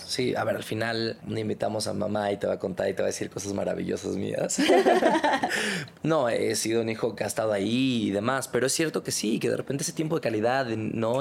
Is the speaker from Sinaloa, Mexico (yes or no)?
yes; Culiacán, Sinaloa, Mexico; Soy del norte. Soy bueno con los mariscos, soy de Culiacán